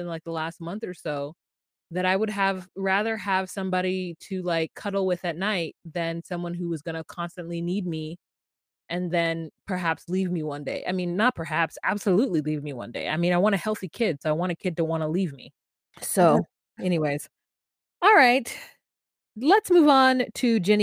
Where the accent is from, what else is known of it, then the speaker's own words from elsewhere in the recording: United States; this is just me being an American